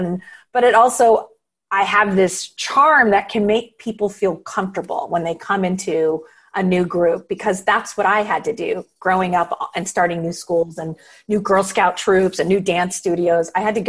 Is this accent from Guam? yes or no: yes; Guam; born there; also born or lived in San Francisco; I was born in Guam, you know, and while my dad was in the Navy. And then it wasn't until he retired and we were in San Francisco that I was at one high school for 4 years.